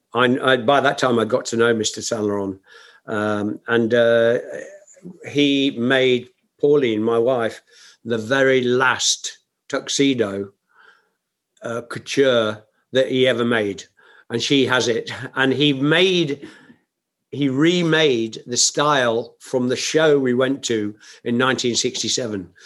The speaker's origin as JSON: {"language": "English", "town": "Nottingham", "region": "East Midlands", "country": "United Kingdom", "tie": "born or raised there", "said": "my hometown of Nottingham"}